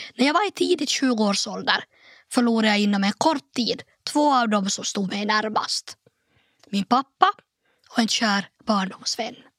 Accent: Nykarleby, Ostrobothnia, Finland; also born or lived in Turku; ställa upp i kommunalvalet i min hemort Nykarleby

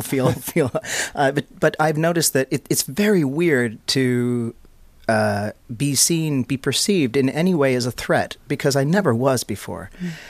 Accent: Canada; moved away as an adult; now in Finland; I grew up in Canada.

